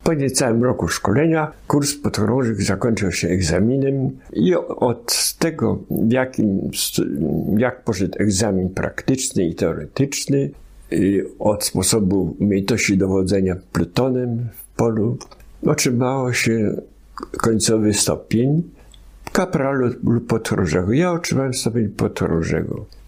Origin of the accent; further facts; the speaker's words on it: Kalisz, Greater Poland, Poland; also born or lived in Podolia; Ja jako siedmiu czy sześcioletni chłopak już od tego czasu mieszkałem w Kaliszu. I tam uczy, u, uczęszczałem do gimnazjum Asnyka